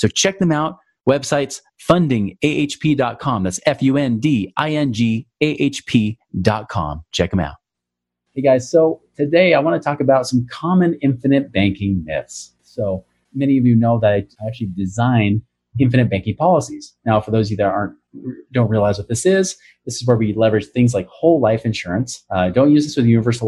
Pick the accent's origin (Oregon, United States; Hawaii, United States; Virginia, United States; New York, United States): Oregon, United States; now in Utah, United States; my home state, Oregon